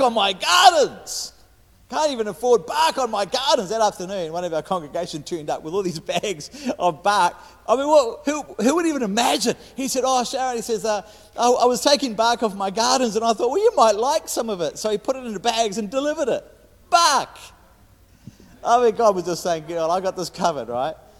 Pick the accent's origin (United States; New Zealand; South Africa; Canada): New Zealand; I'm a Kiwi